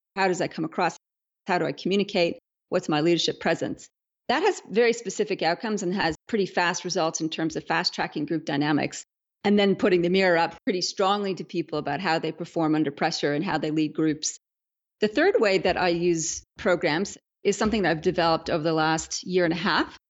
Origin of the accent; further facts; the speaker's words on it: Canada; moved away as an adult; now in Australia; I'm a Canadian